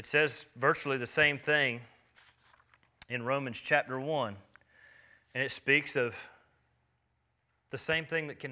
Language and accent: English; United States; I'm an American